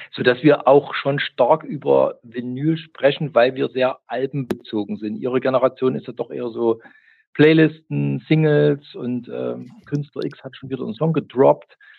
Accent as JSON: {"language": "German", "region": "East Germany", "country": "Germany", "said": "ich komme aus der DDR"}